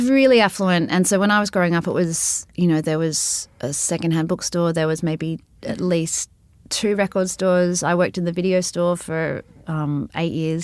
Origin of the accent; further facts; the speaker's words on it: Sydney, New South Wales, Australia; when I was growing up in Balmain